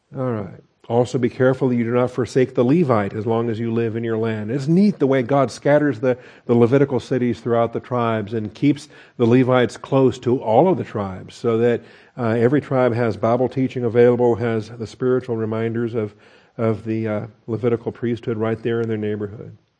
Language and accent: English; the Northwest, Pacific Northwest, United States; I grew up in the Northwest and we had totem poles in different places